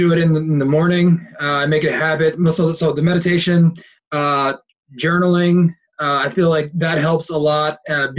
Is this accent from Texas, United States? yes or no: no; Philadelphia, Pennsylvania, United States; moved away as an adult; also born or lived in Delaware; now in San Diego, United States; I was born and raised in Philadelphia, and I lived there for 18 years